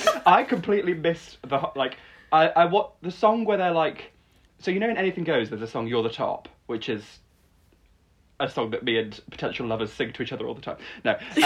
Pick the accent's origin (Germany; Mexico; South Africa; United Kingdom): United Kingdom; Peak District, East Midlands; I grew up in the Peak District, I would go up to a hill and then be like, I am gay.